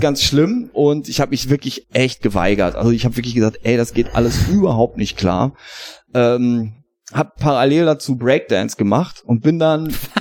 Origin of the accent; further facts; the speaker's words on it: Hagen, North Rhine-Westphalia, Germany; Ich komme ja aus Hagen ist ja eine sehr musikalische Stadt, besonders in den 80ern auch